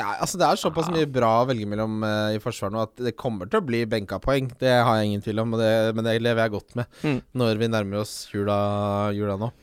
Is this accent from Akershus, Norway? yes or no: yes; Ski, Akershus, Norway; jeg vokste opp i Ski